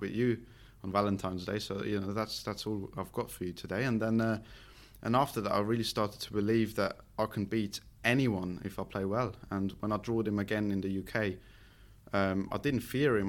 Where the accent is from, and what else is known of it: Switzerland; English is a second language